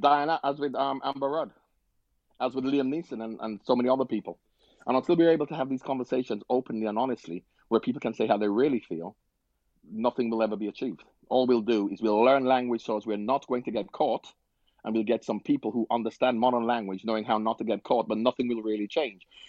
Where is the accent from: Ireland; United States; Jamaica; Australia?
Jamaica; I'm from Jamaica.